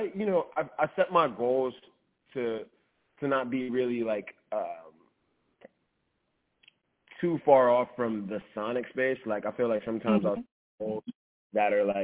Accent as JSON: {"language": "English", "town": "New Orleans", "region": "Louisiana", "country": "United States", "tie": "born or raised there", "said": "I'm from New Orleans"}